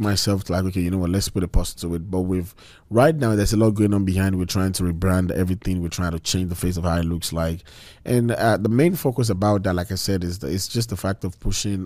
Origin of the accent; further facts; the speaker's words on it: Nigeria; moved away as an adult; also born or lived in Malaysia; now in United States; back in Nigeria